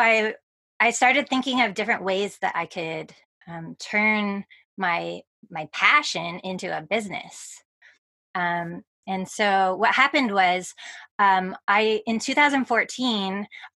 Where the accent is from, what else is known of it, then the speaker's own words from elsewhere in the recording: Victoria, British Columbia, Canada; I moved back to my hometown of Victoria, British Columbia